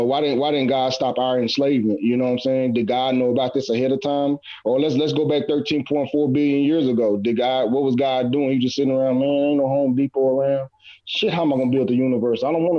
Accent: Ghana; I'm Ghanaian, so.

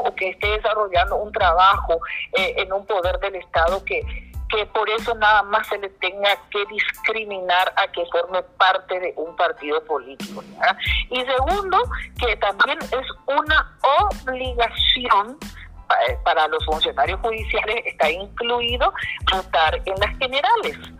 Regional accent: Paraguay; somos ciudadanos paraguayos.

